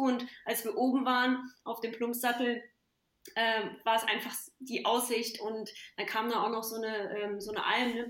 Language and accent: German; Pirna, Saxony, Germany; moved away; bin ja in der Nähe von Dresden geboren, in Pirna und habe meine ja, viel Zeit meiner Kindheit im Elbsandsteingebirge verbracht bei meinen Großeltern